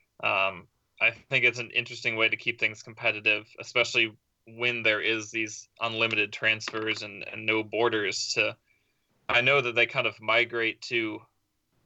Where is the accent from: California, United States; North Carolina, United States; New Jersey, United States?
North Carolina, United States; Raleigh; moved away; I'm originally from Raleigh, North Carolina